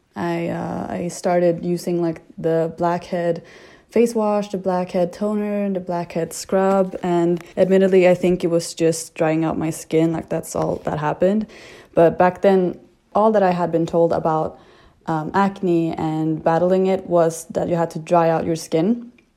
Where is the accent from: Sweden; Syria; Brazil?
Sweden; moved away; I am from Sweden and I'm 26 years old